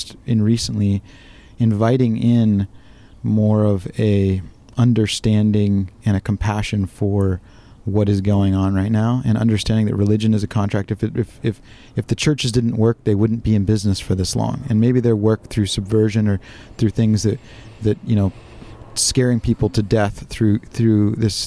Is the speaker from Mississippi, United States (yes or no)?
no; Orange County, Southern California, United States; moved away as an adult; now in Washington, United States; I grew up in Southern California. I live in rural Washington